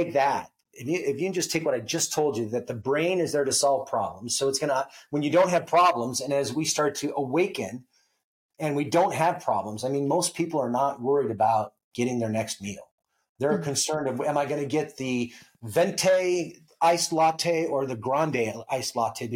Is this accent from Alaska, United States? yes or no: yes; Alaska, United States; I was born and raised in Alaska